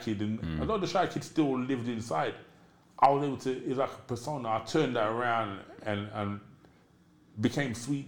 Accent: London, United Kingdom; also born or lived in Brixton; I'm from Peckham. I'm a Londoner all through and through. I was born in Brixton and I grew up in Peckham.

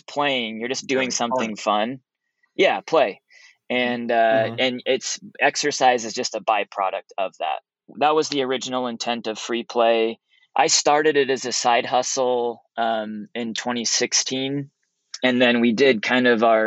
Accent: Oregon coast, United States; moved away as an adult; also born or lived in Utah; I grew up on the Oregon coast, a little town of 10,000 people.

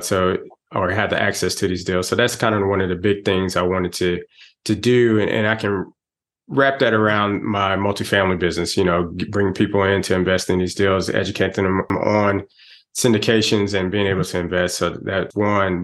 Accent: Texas, United States; moved away as an adult; now in Atlanta, United States; I'm originally from Texas, but I've been in the Atlanta area for 27 mm-hmm. years now. I came out here for mm-hmm. college

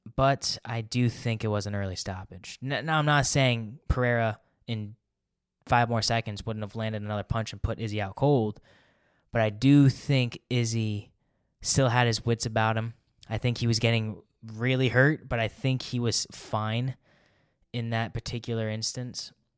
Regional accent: United States; I'm an American

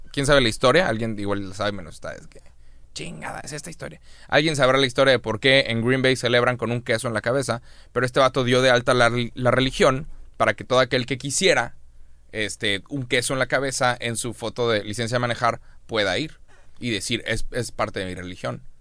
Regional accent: Monterrey, Nuevo León, Mexico; es un término que usamos en Monterrey

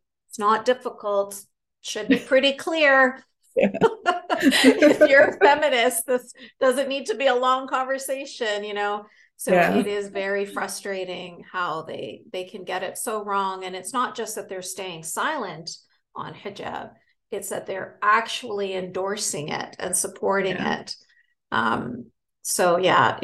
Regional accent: Canada; I grew up in Canada from a family from, you know, Egyptian and Palestinian

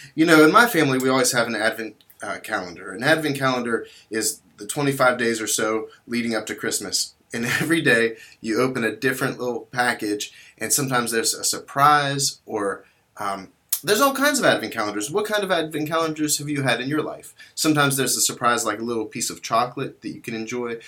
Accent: West Virginia, United States; also born or lived in Kazakhstan; I eventually made my way home to, to West Virginia

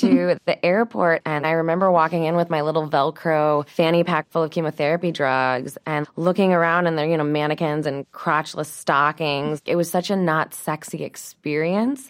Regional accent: St. Louis, Missouri, United States; I grew up in Saint Louis, Missouri, in the Midwest

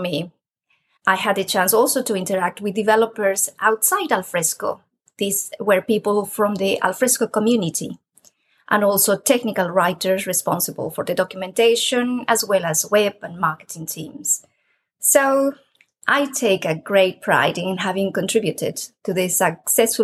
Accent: Peru; moved away as an adult; now in United Kingdom; I am originally from Peru, and I have a degree in architecture. I came to the UK many years ago to do a PhD

